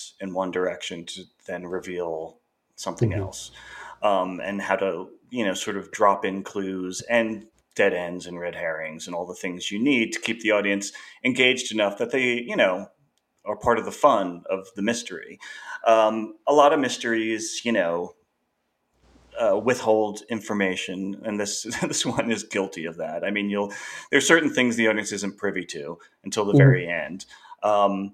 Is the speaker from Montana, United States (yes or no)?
no; Long Island, New York, United States; I grew up on Long Island